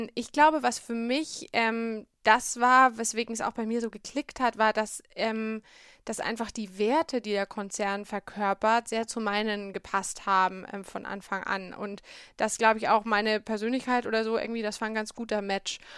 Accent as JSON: {"language": "German", "town": "Bamberg", "region": "Bavaria", "country": "Germany", "tie": "born or raised there", "said": "Also ich bin aufgewachsen in Bamberg, beziehungsweise in einem Vorort von Bamberg, in Bischberg"}